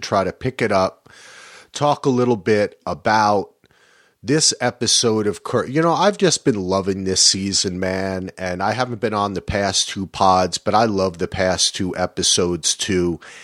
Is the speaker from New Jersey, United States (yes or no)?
yes; New Jersey, United States; I'm from Jersey